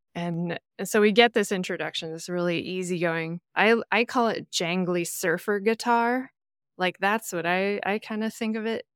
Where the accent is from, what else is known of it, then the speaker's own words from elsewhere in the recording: Midwest, United States; culturally, I am as American as a piece of cornbread, but like, my heritage is Irish